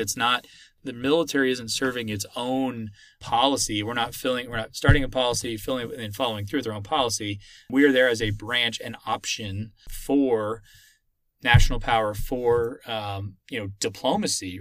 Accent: Austin, Texas, United States; moved away as an adult; I'm from Austin, Texas originally

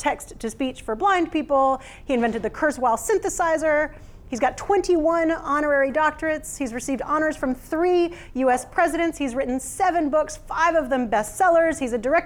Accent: United States; moved away as an adult; now in Christchurch, New Zealand; I know you can tell from my accent that I'm not originally from New Zealand, and the alternative is a little embarrassing just at present. Like, I know as soon as I say that I'm from America

